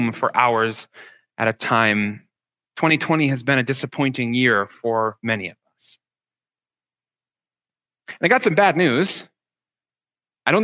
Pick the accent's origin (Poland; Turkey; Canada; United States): Canada; Ottawa, Ontario; first language English; now in Toronto, Canada; growing up in Ottawa was going to minor league baseball games with my dad